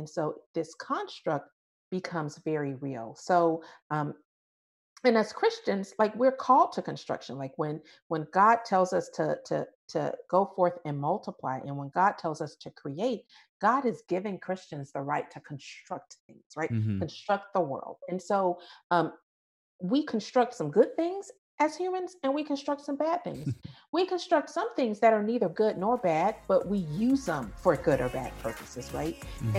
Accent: United States; But at the same time, the fact that I'm American very much shapes who I am.

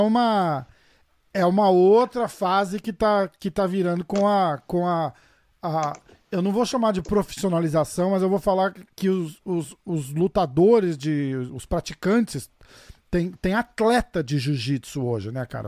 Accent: Brazil

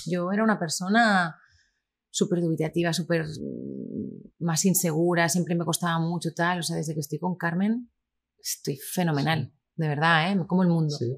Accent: Lleida, Catalonia, Spain; also born or lived in Miami, United States; en Lleida, en mi tierra

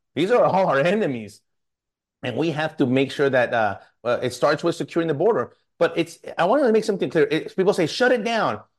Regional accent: El Paso, Texas, United States; moved away as an adult; now in San Antonio, United States; I'm from this district, born and raised in El Paso, and I've worked, uh, this entire district and living in San Antonio

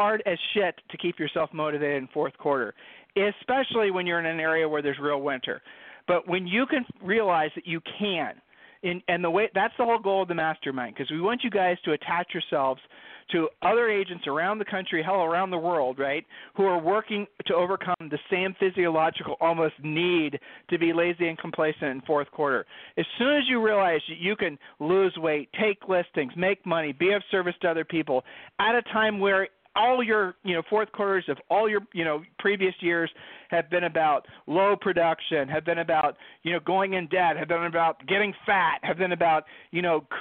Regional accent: Ohio, United States; we're from Ohio

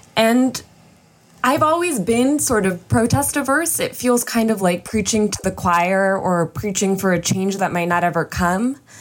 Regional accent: suburbs of New York, United States; I was just in eighth grade and I grew up in the suburbs of New York

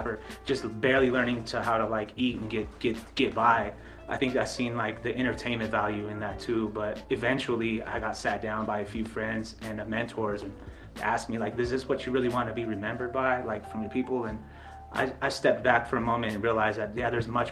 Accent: Dene Nation, near Shiprock, New Mexico, United States; I'm from the Dene Nation

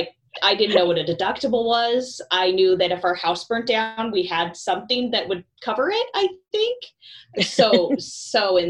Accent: Montana, United States; moved away as an adult; now in Spokane, United States; I am actually from Montana, originally born and raised

